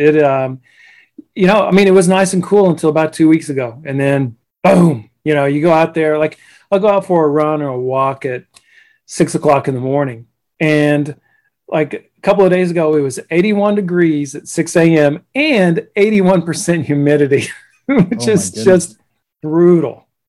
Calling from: Jupiter, Florida, United States; I live in Jupiter, Florida.

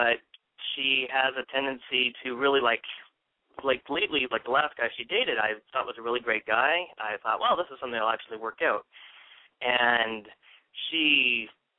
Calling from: Tempe, Arizona, United States; I am calling from Tempe, Arizona

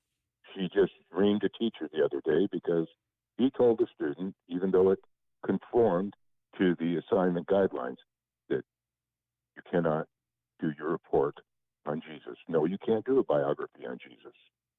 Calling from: Lake Havasu City, Arizona, United States; from Lake Havasu City, Arizona.

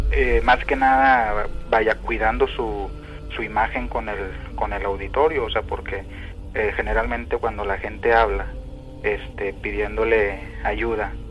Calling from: Monterrey, Nuevo León, Mexico; De, acá de Monterrey. De Monterrey.

